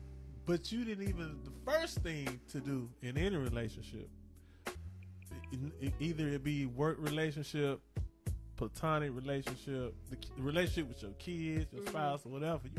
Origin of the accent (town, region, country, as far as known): East Point, Georgia, United States; born or raised there